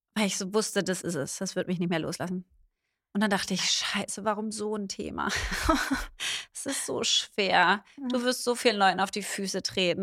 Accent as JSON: {"language": "German", "region": "Berlin", "country": "Germany", "said": "ich bin Berlinerin"}